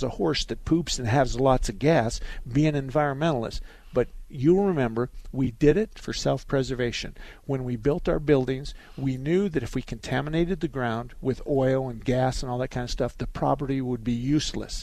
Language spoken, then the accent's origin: English; Douglas, Arizona, United States; I was born and raised in Douglas